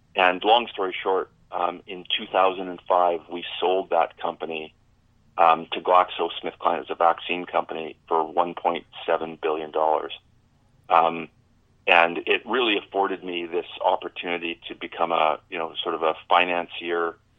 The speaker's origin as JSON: {"language": "English", "town": "Medicine Hat", "region": "Alberta", "country": "Canada", "tie": "born or raised there", "said": "as a kid growing up in Medicine Hat"}